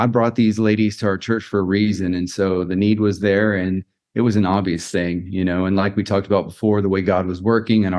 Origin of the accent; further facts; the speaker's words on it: Florida, United States; moved away as an adult; now in Zionsville, United States; I grew up in Florida, and so being up in the north, it's a little bit colder up here, still getting used to it